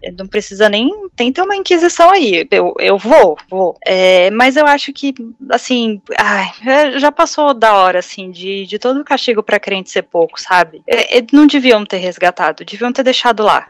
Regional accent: Brazil; ser brasileira

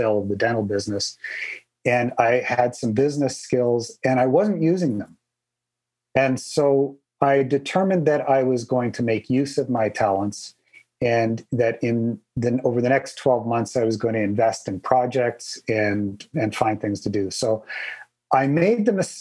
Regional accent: Canada; I'm Canadian

